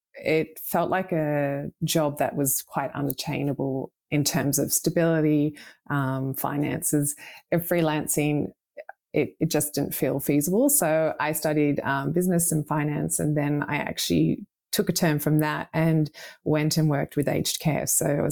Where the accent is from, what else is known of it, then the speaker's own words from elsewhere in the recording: Australia; also born or lived in United Kingdom; Yes. So I grew up both in Australia and the UK. So my father's British.